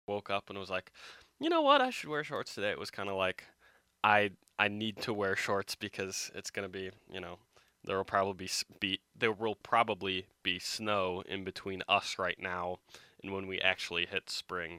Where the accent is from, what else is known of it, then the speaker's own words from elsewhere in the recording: Michigan, United States; moved away; my hometown